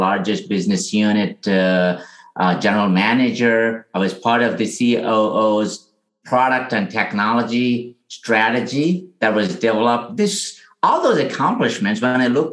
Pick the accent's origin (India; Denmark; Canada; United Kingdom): India; now in San Francisco, United States; I grew up in India where, you know, it's a very rural area.